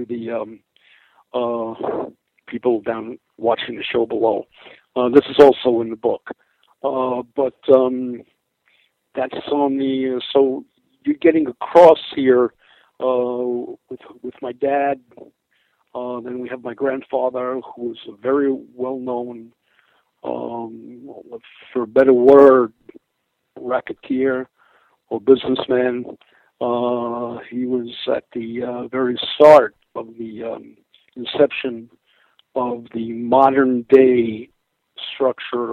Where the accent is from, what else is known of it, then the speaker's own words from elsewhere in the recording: New York, United States; That's where we come from. We come from Willett and Rivington Street, which is no longer there